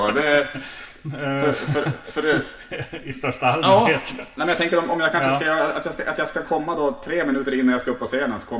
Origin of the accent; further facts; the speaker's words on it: Norrland, Sweden; trots att jag är från Norrland så försöker jag vara ändå ganska öppen för, för nya för människor.